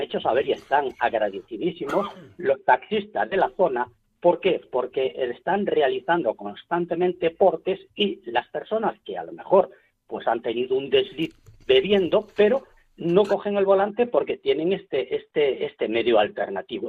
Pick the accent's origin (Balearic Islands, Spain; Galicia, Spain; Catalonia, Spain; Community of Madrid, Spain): Galicia, Spain; como gallegos estamos eh, en todas las partes del mundo